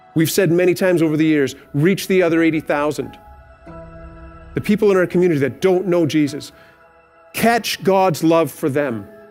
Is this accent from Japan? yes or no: no; Canada; we're good Canadian citizens